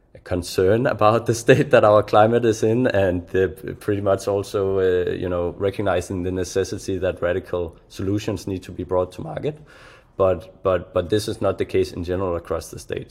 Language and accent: English; Denmark; I'm from Europe myself, right? A small country of Denmark in the cold